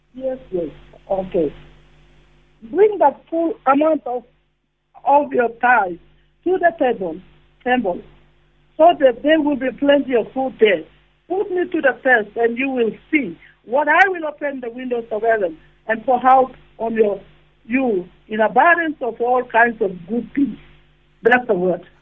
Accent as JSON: {"language": "English", "country": "Papua New Guinea", "moved": "yes", "lives_now": "Kalgoorlie, Australia", "said": "I'm not from here, I'm from Papua New Guinea, but I'm blessed in uh, Kalgoorlie"}